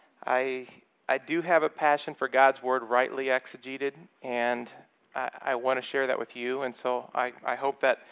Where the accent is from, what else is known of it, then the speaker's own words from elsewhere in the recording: El Paso, Texas, United States; moved away; We're from El Paso